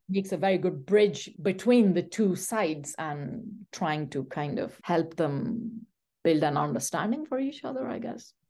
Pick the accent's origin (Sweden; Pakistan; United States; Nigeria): Pakistan; first language Pashto; English is a second language; moved away as an adult; also born or lived in Saudi Arabia / London, United Kingdom; now in Canada; I'm a Pathan, so Pashto is my mother tongue.